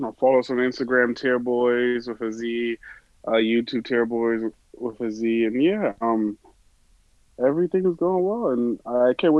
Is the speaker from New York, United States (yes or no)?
yes; New York, United States; I'm from New York